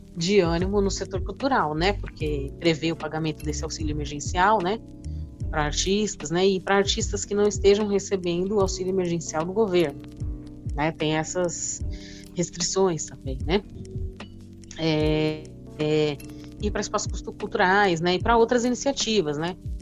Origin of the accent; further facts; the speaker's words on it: Guarulhos, São Paulo, Brazil; eu sou de Cumbica, né? Então eu também sou de uma região mais afastada